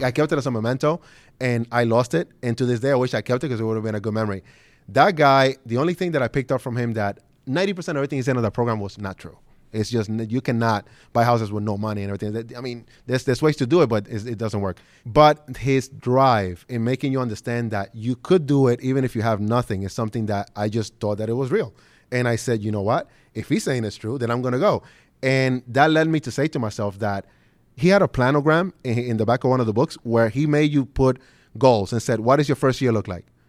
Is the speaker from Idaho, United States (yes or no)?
no; New York City, New York, United States; moved away as an adult; also born or lived in Dominican Republic / Detroit; now in Los Angeles, United States; I'm originally from the Dominican Republic, uh, was born there, obviously. We came into the U S in May of nineteen ninety-one, my mother, father, sister, and I, and we moved directly into what's known as Red Hook, Brooklyn